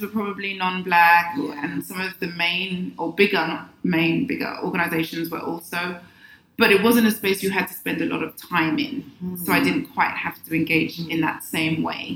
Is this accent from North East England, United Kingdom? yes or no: no; London, United Kingdom; moved away as an adult; now in Accra, Ghana; I was born in the UK, London, and um, I'm of Ghanaian heritage.